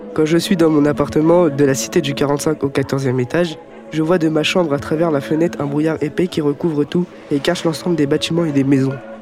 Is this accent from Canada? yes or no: no; Algeria; now in Aubervilliers, France; mon pays, l'Algérie. Quand je sors de chez moi, en Algérie